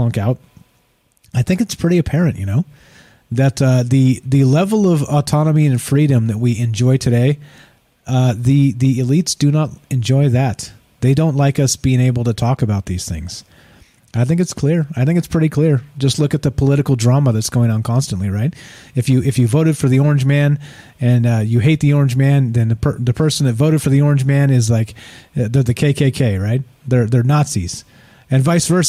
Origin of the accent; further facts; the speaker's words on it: California, United States; now in Las Vegas, United States; I'm from California, also, right? I live in Las Vegas now